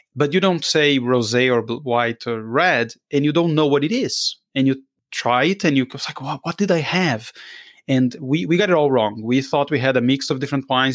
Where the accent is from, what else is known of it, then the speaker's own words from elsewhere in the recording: Brazil; I'm from Brazil